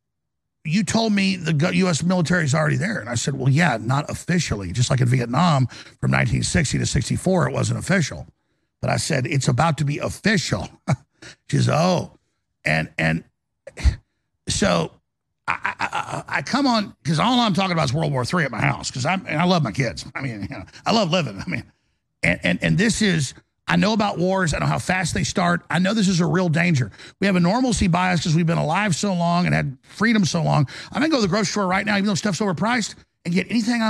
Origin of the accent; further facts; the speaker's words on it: United States; I'm an American